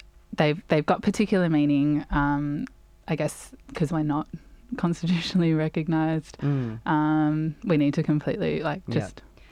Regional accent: Canberra, Australian Capital Territory, Australia; also born or lived in Broome / Redfern, Sydney; now in Sydney, Australia; I'm a proud Jugan woman from Broome. I grew up on Ngunnawal and Ngambri country in Canberra, and I'm now based on Gadigal country in Redfern with Rhyan.

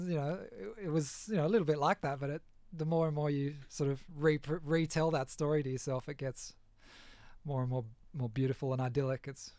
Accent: Balmain, New South Wales, Australia; we were right down in Balmain East before it was, you know, all developed.

